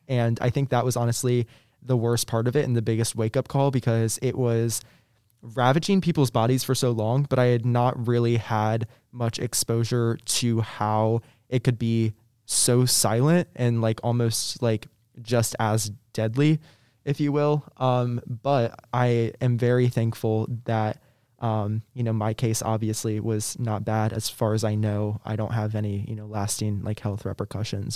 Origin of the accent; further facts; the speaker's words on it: Virginia Beach, Virginia, United States; I'm from Virginia originally. Um, I'm from Virginia Beach, actually